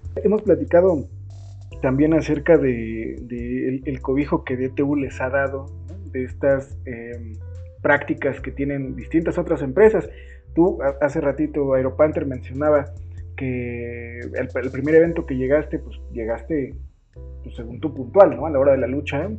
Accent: Tulancingo, Hidalgo, Mexico; yo soy de Tulancingo

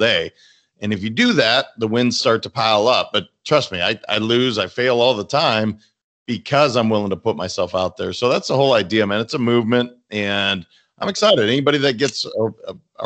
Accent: Montana, United States; now in Boca Raton, United States; I'm from Montana

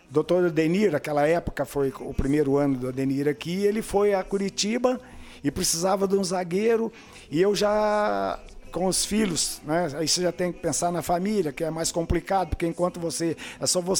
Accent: Brussels, Belgium; now in Brazil; sou, eu sou natural de Bruxelas.

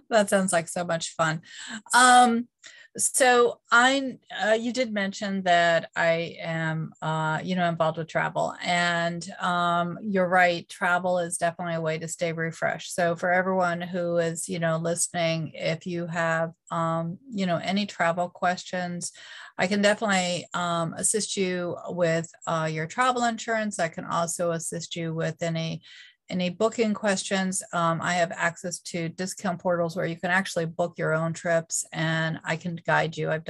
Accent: Northeast, United States; now in North Carolina, United States; Yeah, so I am from the Northeast, uh, but I live

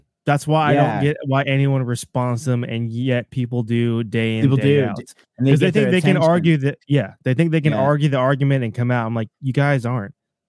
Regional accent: Texas, United States

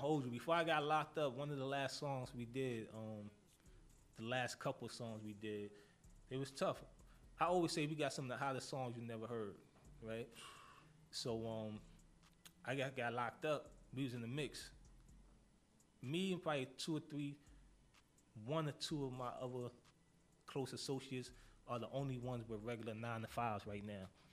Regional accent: New York City, New York, United States; I'm from Harlem.

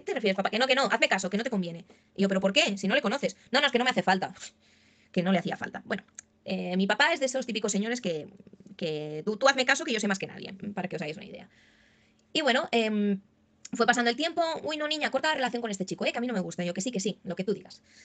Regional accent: Barcelona, Catalonia, Spain; yo soy de, aquí de España, de Barcelona

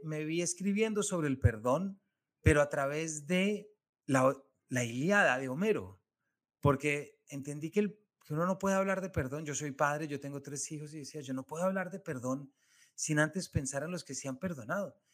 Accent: Colombia; yo les estoy hablando desde Colombia, yo soy colombiano

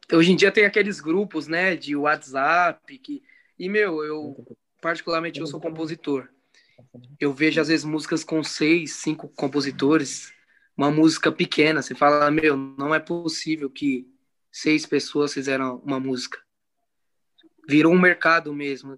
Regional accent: São Paulo, Brazil; somos da Zona Norte também

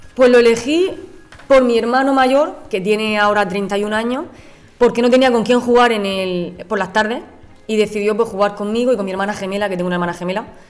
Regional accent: Region of Murcia, Spain; soy aquí de Murcia, de la región de Murcia

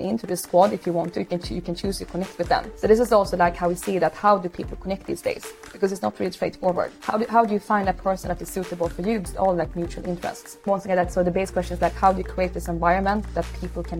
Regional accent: Stockholm, Stockholm County, Sweden; also born or lived in Hanoi, Vietnam; I grew up in Stockholm, Sweden, but I'm adopted from Vietnam. So I was born in Hanoi, adopted when I was a baby.

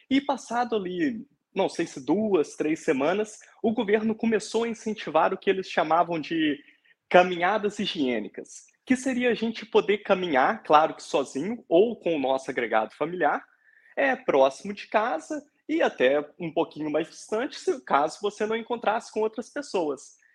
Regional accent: Resende Costa, Minas Gerais, Brazil; now in Portugal; eu sou mineiro de uma cidadezinha chamada Resende Costa, é, fica ali perto, na região dos Inconfidentes, é, perto de São João del Rei, Tiradentes.

